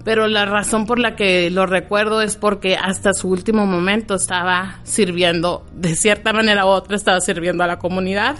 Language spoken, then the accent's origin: Spanish; Agua Prieta, Sonora, Mexico; also born or lived in Douglas, Arizona, United States; now in Arizona, United States; nací en Douglas, Arizona, en, en la parte de Estados Unidos y crecí en Agua Prieta